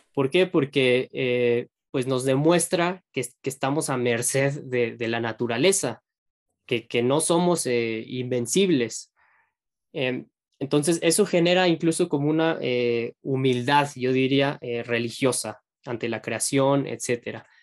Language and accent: Spanish; Mexico; uno como mexicano